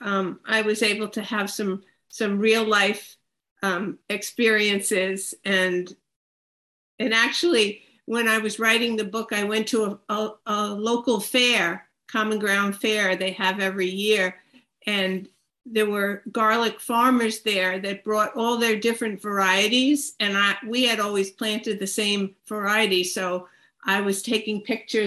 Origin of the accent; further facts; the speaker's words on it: Hicksville, New York, United States; moved away as an adult; now in Maine, United States; I've lived in Maine my whole adult life, but I grew up in Hicksville